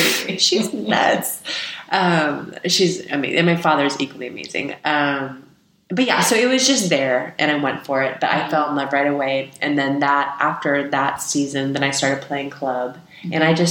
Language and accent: English; California, United States; Yeah, and I grew up in the Bay Area, so Chris Mullin, who was on the team as well, and Tim Hardaway